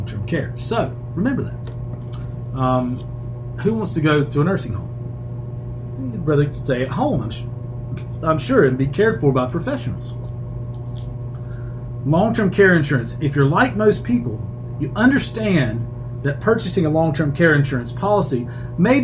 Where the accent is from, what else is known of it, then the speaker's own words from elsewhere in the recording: Shelby, North Carolina, United States; Uptown Shelby, which is my hometown